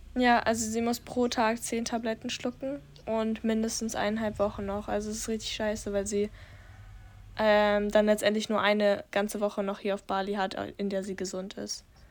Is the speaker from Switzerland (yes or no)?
no; Germany; bei uns in Deutschland